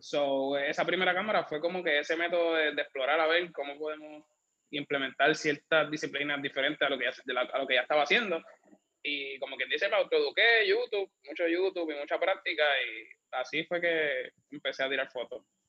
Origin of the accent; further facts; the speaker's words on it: Bayamón, Puerto Rico; also born or lived in Caguas; now in San Juan, Puerto Rico; yo vivo en San Juan, originalmente soy de Bayamón, después me mudé a Cagua